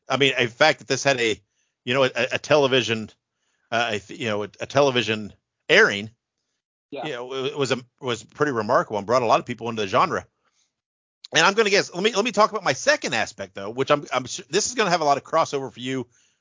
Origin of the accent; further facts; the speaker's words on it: Indiana, United States; I grew up in Indiana, on WTTV4 out of Indianapolis